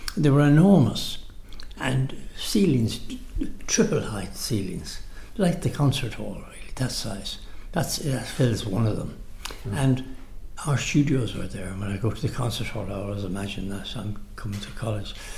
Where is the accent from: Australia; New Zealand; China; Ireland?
Ireland; Dublin, Leinster; I was born in Capel Street